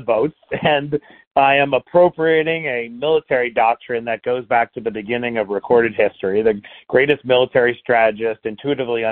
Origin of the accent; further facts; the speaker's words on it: New York City, New York, United States; I grew up in Queens, New York, taking care of a homebound mom